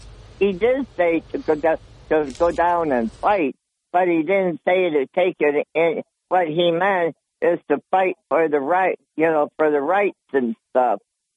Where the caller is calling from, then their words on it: Dickerson, New York, United States; … from the town of Dickerson.